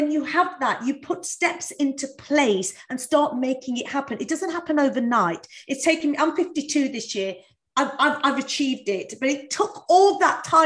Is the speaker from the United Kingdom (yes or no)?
yes; East Midlands, United Kingdom; I was brought up in East Midlands